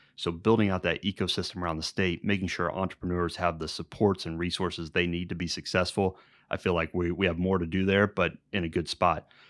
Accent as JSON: {"language": "English", "town": "Indianapolis", "region": "Indiana", "country": "United States", "tie": "born or raised there", "also_born_or_lived": "Jeffersonville, Indiana", "said": "I was born down in Jeffersonville. Uh, we moved up to, uh, south side of Indianapolis, Southport area, uh, when I was young, grew up there"}